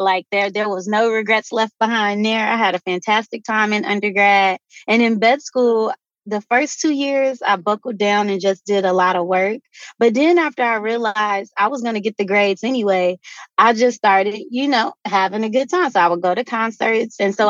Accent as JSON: {"language": "English", "region": "Midwest", "country": "United States", "tie": "born or raised there", "said": "since I grew up in the Midwest, it would get cold, the ponds would freeze."}